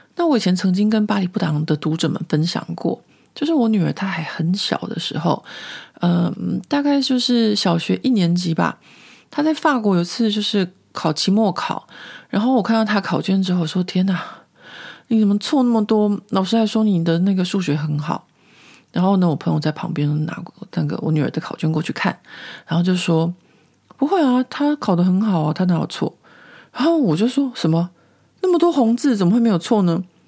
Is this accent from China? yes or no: no; Taiwan; moved away as an adult; now in Paris, France; 因为我自己就是在亚洲长大嘛